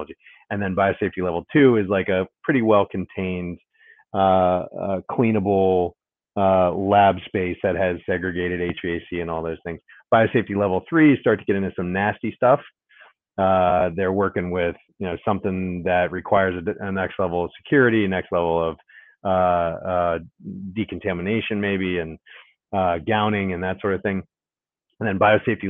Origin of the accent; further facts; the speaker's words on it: Ohio, United States; now in Washington, D.C., United States; I grew up in Ohio, lived in South Carolina for a couple summers, lived in Florida for a little bit